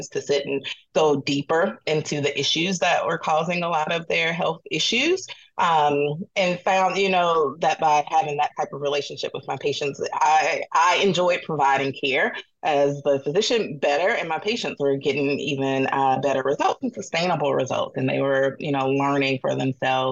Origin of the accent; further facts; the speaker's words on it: Atlanta, Georgia, United States; moved away; I'm from Atlanta originally